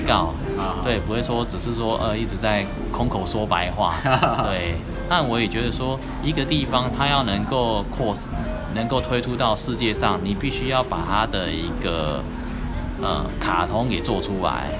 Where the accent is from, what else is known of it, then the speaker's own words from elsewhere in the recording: Tucheng, New Taipei, Taiwan; 我开着家乡，有没有？新北是土城那个地方